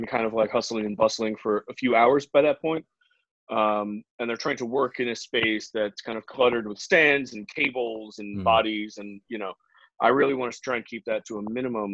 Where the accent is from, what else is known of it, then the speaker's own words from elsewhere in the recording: New York, United States; I grew up in New York, kind of adjacent to the arts